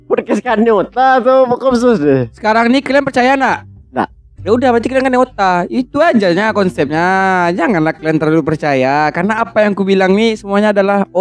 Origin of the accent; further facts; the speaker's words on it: Lubuk Alung, West Sumatra, Indonesia; nah, aku orang lubu aluang. Lubu aluang.